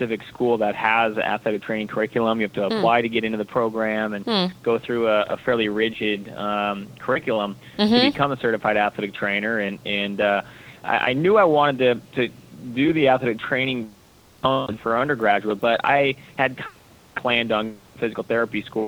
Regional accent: Storm Lake, Iowa, United States; now in Southern California, United States; when I was young growing up in Iowa

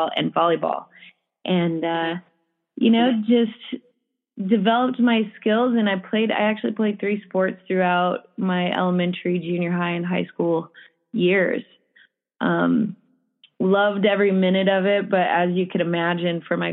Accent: Farmington, New Mexico, United States; I grew up in Farmington, New Mexico, a small town in the northwest corner there

